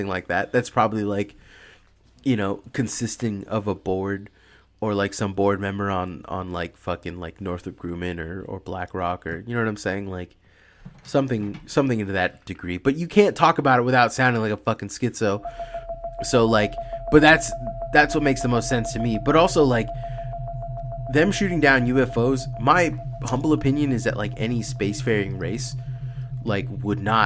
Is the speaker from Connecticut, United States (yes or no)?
no; Bay Area, California, United States; I've grown up in like the Bay Area my whole life